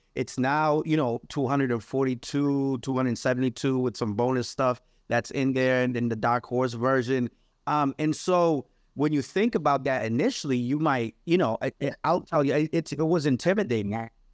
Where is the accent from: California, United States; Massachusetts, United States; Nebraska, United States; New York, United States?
Massachusetts, United States; New Bedford; also born or lived in Guinea-Bissau / Cape Verde; now in Amherst, United States; I grew up in New Bedford, Massachusetts, uh, immigrated there when I was three years